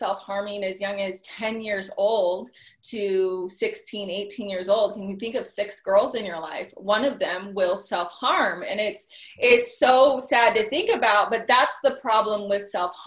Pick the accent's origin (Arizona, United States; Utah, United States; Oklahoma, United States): Utah, United States; also born or lived in California; I'm from Utah.